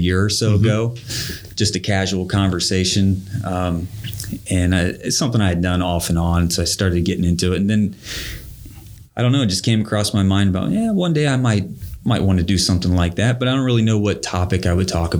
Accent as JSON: {"language": "English", "town": "Hamilton", "region": "Ohio", "country": "United States", "tie": "born or raised there", "said": "I'm a somewhat local guy, born and raised in Hamilton, Ohio."}